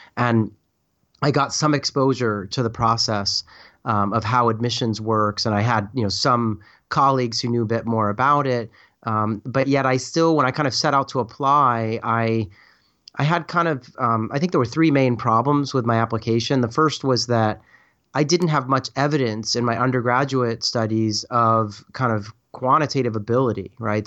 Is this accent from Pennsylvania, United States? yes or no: yes; Philadelphia, Pennsylvania, United States; I was kind of from the Philadelphia area.